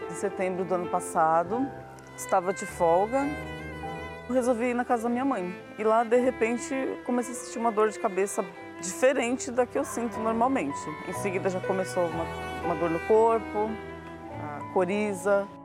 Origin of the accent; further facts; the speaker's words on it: São Paulo, Brazil; sou daqui de São Paulo, trabalho na área da saúde